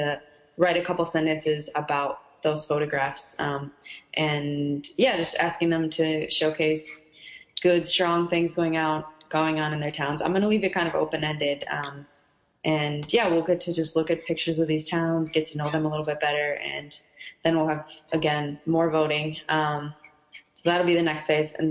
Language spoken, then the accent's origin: English; Minneapolis, Minnesota, United States; I'm from Minnesota, but I grew up in Minneapolis